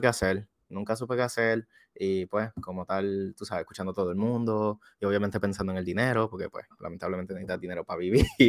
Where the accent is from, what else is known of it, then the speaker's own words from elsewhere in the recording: Juana Díaz, Puerto Rico; yo soy de Juanadía, Puerto Rico